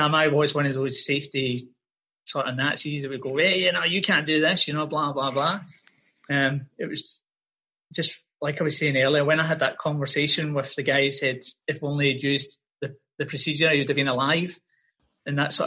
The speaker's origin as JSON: {"language": "English", "town": "Glasgow", "region": "Scotland", "country": "United Kingdom", "moved": "as an adult", "lives_now": "Australia", "said": "I'm from Glasgow in Scotland and I came to Australia, 2003."}